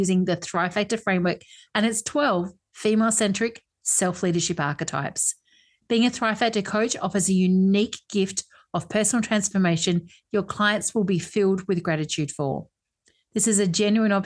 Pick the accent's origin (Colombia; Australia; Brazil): Australia; Perth, Western Australia; actually from my hometown.